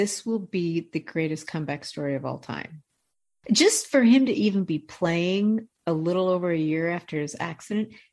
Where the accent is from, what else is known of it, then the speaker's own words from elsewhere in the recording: Midwest, United States; I'm from the Midwest